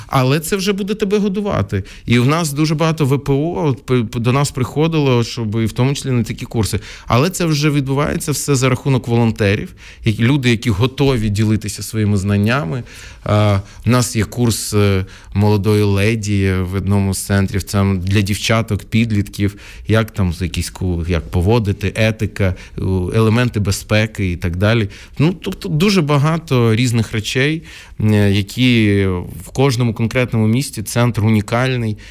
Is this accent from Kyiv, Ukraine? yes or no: no; Odesa, Odesa Oblast, Ukraine; first language Russian; Ukrainian is a second language; я народився в Одесі, яка була ну тотально рускоязичною